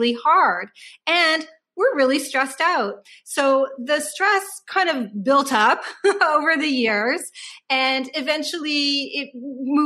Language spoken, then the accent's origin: English; Canada; we feel very fortunate and privileged to be Canadian citizens